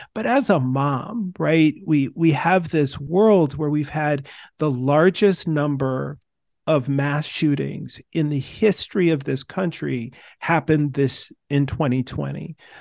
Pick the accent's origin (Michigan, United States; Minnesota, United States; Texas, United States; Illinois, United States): Minnesota, United States; moved away; I moved from Minnesota and started living in states that fought for the, the, the Confederacy rebels.